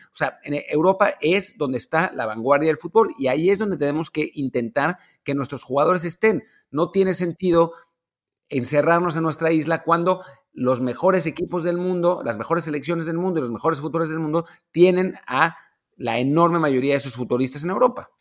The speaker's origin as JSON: {"language": "Spanish", "country": "Mexico"}